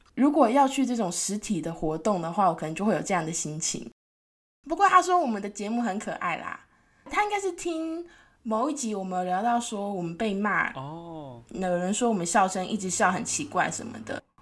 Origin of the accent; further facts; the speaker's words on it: Tainan, Taiwan; moved away; 像我是台南人嘛，然后台南都会有很多排队美食，就我每次回台南，就是会有一大堆观光客